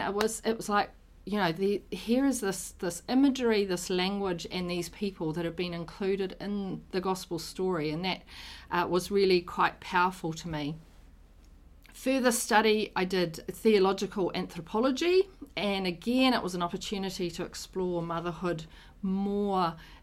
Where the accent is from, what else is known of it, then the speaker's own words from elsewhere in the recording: Auckland, New Zealand; also born or lived in Rotorua / Te Kuiti; I was born in Auckland. I've lived most of my life in Auckland